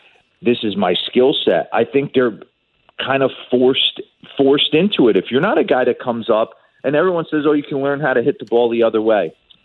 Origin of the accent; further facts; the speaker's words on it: Carlstadt, New Jersey, United States; I'm from Carlstadt, New Jersey. It's not too far away.